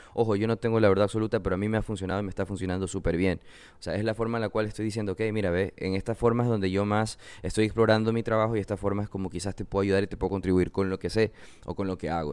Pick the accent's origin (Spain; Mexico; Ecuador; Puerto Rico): Ecuador; Manabí; Yo soy de Manabí, de nuevo soy diseñador ecuatoriano, vivo en la costa